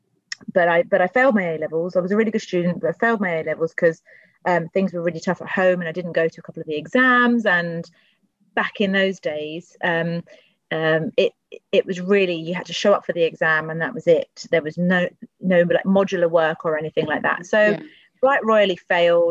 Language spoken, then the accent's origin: English; London, United Kingdom; I grew up in Tooting, which is the area that I represent